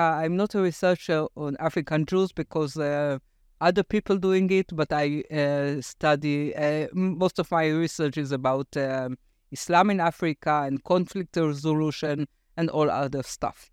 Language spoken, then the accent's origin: English; Afula, Northern District, Israel; English is a second language; moved away as an adult; also born or lived in Tel Aviv, Israel; my hometown, Afula